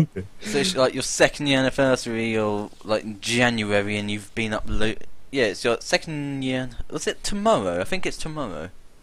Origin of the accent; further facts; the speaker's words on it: United Kingdom; Obviously, we're British.